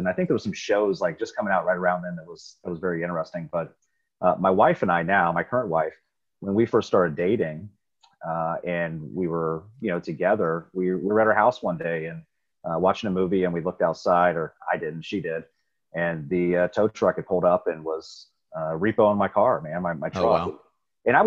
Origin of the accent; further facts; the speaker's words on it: Riverside, Ohio, United States; I grew up in Riverside, Ohio. It's a little suburb right outside of Dayton